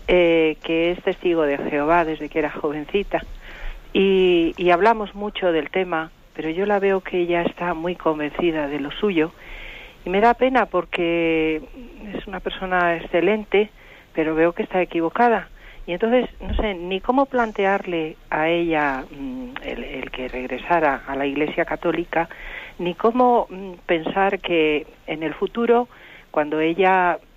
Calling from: Madrid, Community of Madrid, Spain; de Madrid.

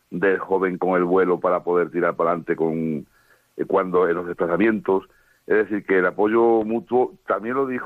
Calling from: Madrid, Community of Madrid, Spain; Hola, buenas noches … llamo de Madrid.

